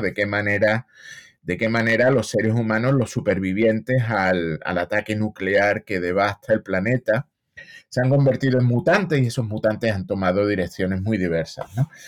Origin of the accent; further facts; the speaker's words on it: Seville, Andalusia, Spain; moved away as an adult; now in United States; yo soy de Sevilla, llevo en Estados Unidos ya 25 años